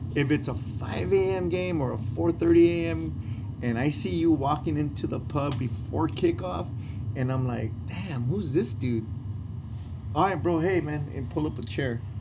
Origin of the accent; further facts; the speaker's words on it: Los Angeles, California, United States; down the street from uh, where I was born, bro. I was born in Hoover Hospital.